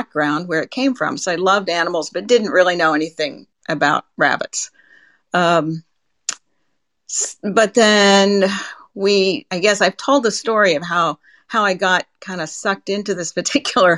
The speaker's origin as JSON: {"language": "English", "town": "Salem", "region": "Indiana", "country": "United States", "tie": "born or raised there", "also_born_or_lived": "Silicon Valley, California", "moved": "as an adult", "said": "I grew up on a farm in Salem, Indiana."}